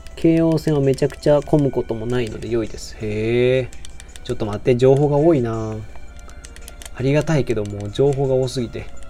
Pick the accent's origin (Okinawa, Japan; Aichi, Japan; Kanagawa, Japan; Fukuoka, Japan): Aichi, Japan; Nagoya; moved away as an adult; now in Osaka, Japan; 出身は名古屋で、大学が大阪なので、今、大阪で一人暮らししてます